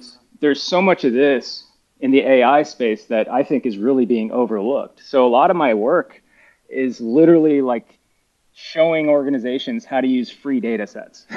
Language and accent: English; United States; moved away as an adult; I'm an American, by the way, ex ex uh, college fo- American football player